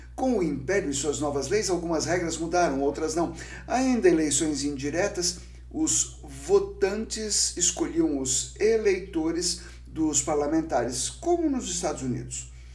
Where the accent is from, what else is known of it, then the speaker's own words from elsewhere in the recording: São Vicente, São Paulo, Brazil; São Vicente, cidade aqui de São Paulo, primeira cidade do Brasil e minha cidade natal